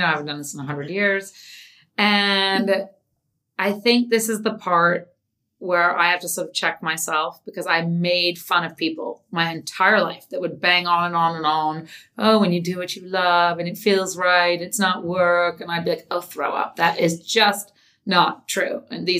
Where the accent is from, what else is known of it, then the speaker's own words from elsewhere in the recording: Palm Beach, Florida, United States; also born or lived in New York / England; Well, I was actually born in New York. So I'm technically a New Yorker, but I didn't live here. I moved to England when I was 2. Then I moved to Palm Beach when I was 12. I've moved around a lot.